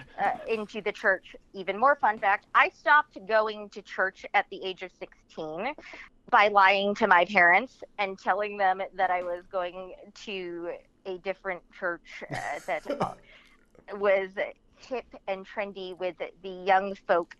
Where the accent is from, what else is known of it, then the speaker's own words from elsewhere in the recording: Midwest, United States; I am from the Midwest. I was raised by exceptionally religious people, but they didn't really stand out for the area that I grew up.